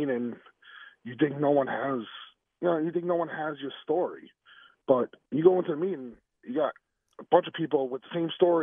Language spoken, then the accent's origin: English; New York, United States; I'm from New York